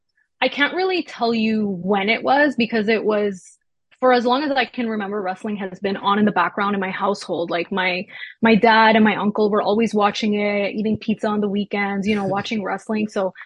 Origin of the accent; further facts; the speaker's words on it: Quebec, Canada; also born or lived in Toronto; we moved here when I was 3, so I was really raised in Quebec. But yeah, I wasn't born here. I was born in Toronto.